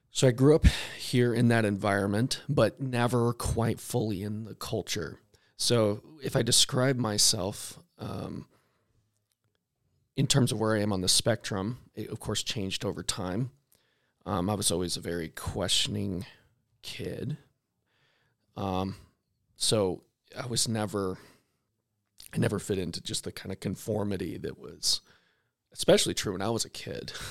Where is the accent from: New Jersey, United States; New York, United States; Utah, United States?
Utah, United States; Salt Lake Valley; born or raised there; also born or lived in Fort Smith, Arkansas